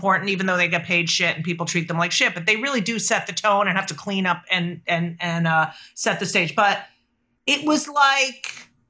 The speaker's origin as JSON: {"language": "English", "region": "New York", "country": "United States", "said": "But that I always felt would be my show because I'm a New Yorker."}